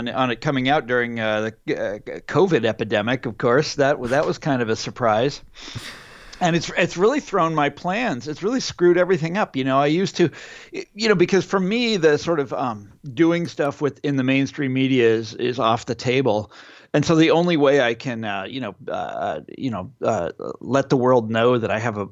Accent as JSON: {"language": "English", "region": "Kansas", "country": "United States", "tie": "born or raised there", "said": "my home state of Kansas"}